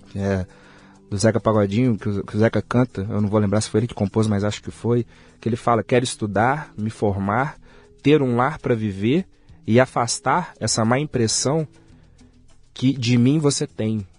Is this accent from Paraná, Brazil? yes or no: no; Belo Horizonte, Minas Gerais, Brazil; Nasci em Belo Horizonte